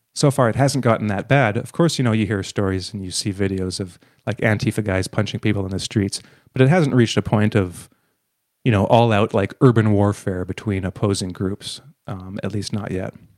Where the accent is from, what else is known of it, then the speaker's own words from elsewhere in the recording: Canada; being Canadian